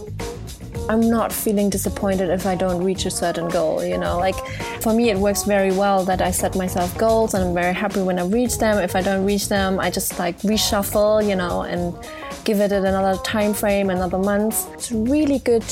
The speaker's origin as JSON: {"language": "English", "country": "Germany", "moved": "yes", "lives_now": "United Kingdom", "said": "It's normally …, a German version, and I'm from Germany."}